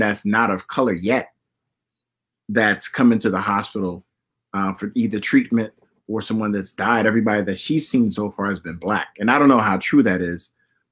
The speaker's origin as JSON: {"language": "English", "town": "Miami", "region": "Florida", "country": "United States", "said": "I'm from Miami"}